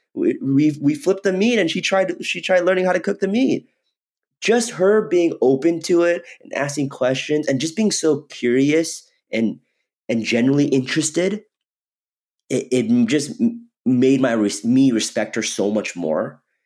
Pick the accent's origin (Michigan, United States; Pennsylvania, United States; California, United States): California, United States; Redlands; moved away as an adult; also born or lived in Irvine, California / New York; I grew up in Southern California. I grew up in um, a city called Redlands, California